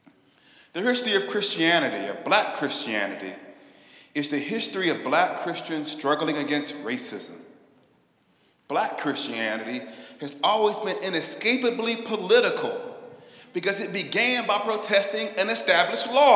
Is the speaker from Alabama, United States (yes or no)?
yes; Huntsville, Alabama, United States; I grew up in the aftermath of the upheavals of the Civil Rights Movement in Alabama, with my mom and my aunts being the first to attend integrated schools in my hometown of Huntsville, Alabama.